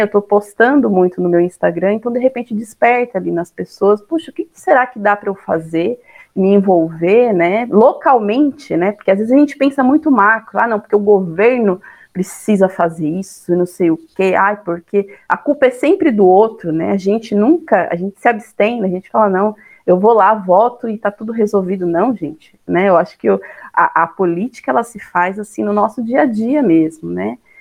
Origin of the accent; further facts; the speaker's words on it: São Bernardo do Campo, São Paulo, Brazil; moved away as an adult; now in Santa Catarina, Brazil; Eu sou nascida aqui, é, quer dizer, lá em São Paulo, né? e morei assim bastante tempo da minha vida, cresci em São Bernardo